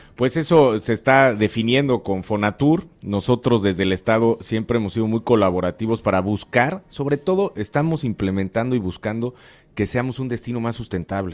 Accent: Mexico; las costas caribeñas de nuestro país

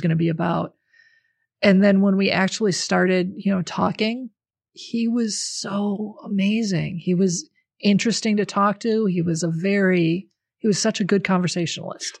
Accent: the North, United States; I grew up in the North. My family's from the North. We're all Northern people.

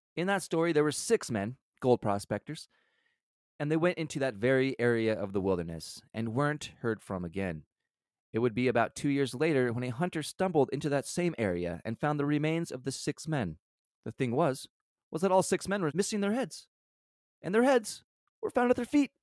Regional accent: United States; I grew up sixty miles from the border

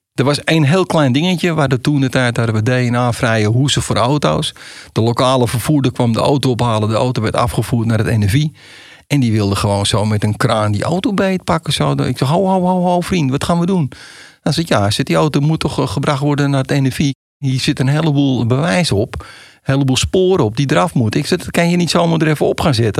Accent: Amsterdam, North Holland, Netherlands; accent: Amsterdam; ze horen aan je accent, en dat horen ze bij mij, oh dat is een Amsterdammer

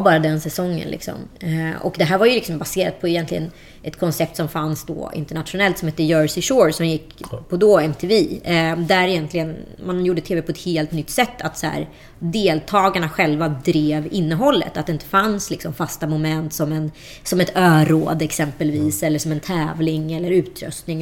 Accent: Strömstad, Västra Götaland, Sweden; moved away as an adult; also born or lived in Örebro / Kullavik; jag växte upp i Strömstad eh, mellan 11 och 17.

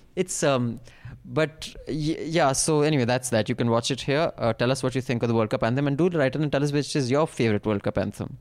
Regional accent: India; as an Indian

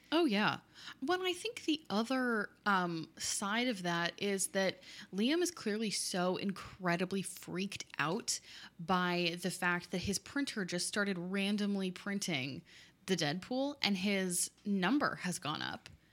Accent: Oakland County, Michigan, United States; I am from Oakland County, Michigan, where there are no skyscrapers

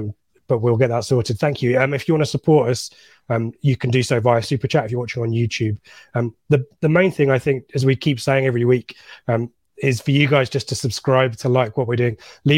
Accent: Midlands, United Kingdom; accent: Midlands; I've lost my accent. It's every day I get a little bit more East Anglian. So I need to head back to the Midlands and get my accent back.

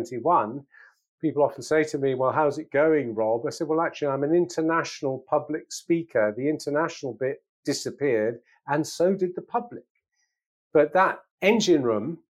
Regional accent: England, United Kingdom; as an Englishman my age

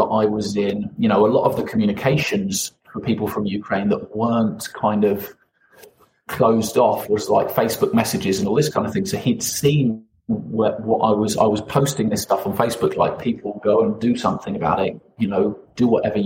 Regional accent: United Kingdom; I'm British

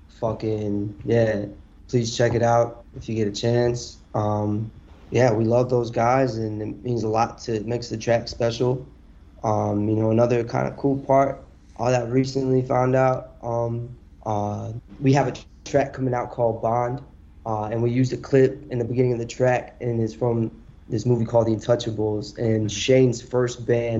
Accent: India; moved away; I come from India

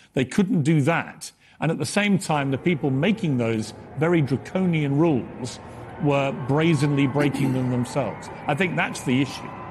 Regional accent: United Kingdom; as a Brit

